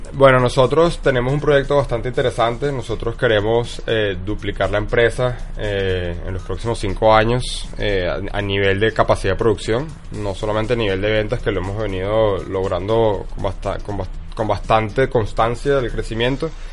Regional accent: Venezuela; also born or lived in Texas; me regresé a Venezuela

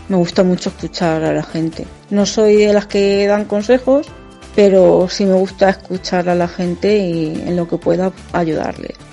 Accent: Almadén, Castilla-La Mancha, Spain; tengo 27 años, soy de Almadén, un pueblo de la provincia de Ciudad Real

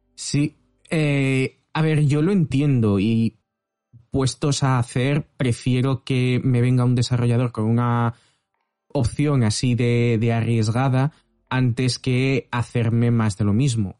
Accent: Valencia, Valencian Community, Spain; yo soy de Valencia

